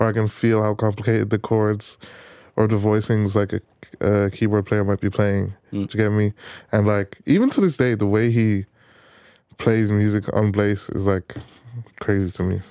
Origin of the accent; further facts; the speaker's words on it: Navan, Leinster, Ireland; I'm I'm from Navan